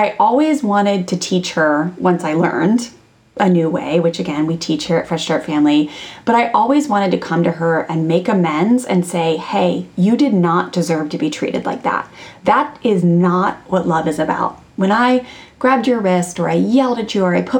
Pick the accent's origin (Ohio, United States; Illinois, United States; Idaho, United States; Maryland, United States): Maryland, United States; I grew up in Maryland, like a small town in Maryland outside of Washington, D.C.